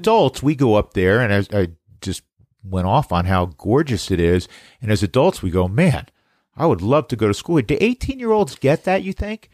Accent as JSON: {"language": "English", "region": "New York", "country": "United States", "said": "as a New Yorker"}